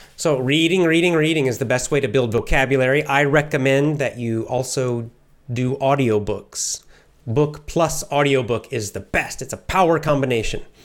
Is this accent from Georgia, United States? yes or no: yes; Athens, Georgia, United States; I grew up in the South, the southern part of the United States